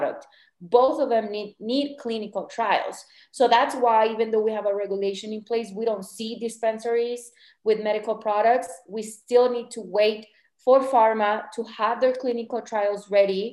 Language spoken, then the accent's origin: English; Chihuahua, Mexico; moved away as an adult; also born or lived in Ciudad Juarez, Mexico / Colorado, United States; now in Mexico City, Mexico; I'm from Chihuahua and I lived in the border for many years in Ciudad Juarez